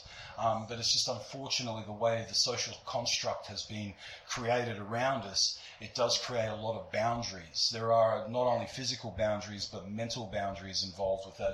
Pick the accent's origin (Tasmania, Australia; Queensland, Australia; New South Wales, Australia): Queensland, Australia; Brisbane; I'm from Brisbane. I'm from here